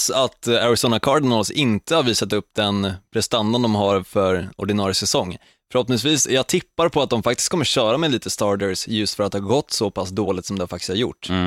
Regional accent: Södermanland, Sweden; jag som är sörmlänning

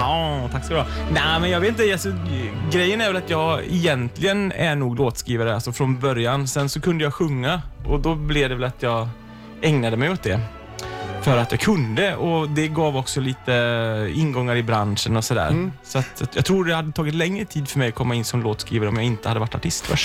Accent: Sweden; som svensk

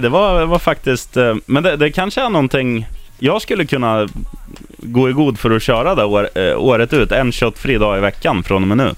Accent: Eskilstuna, Södermanland, Sweden; min hemstad Eskilstuna

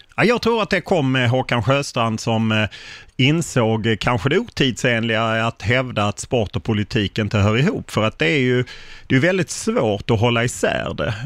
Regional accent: Lund, Skåne, Sweden; jag har bott i Lund hela mitt liv

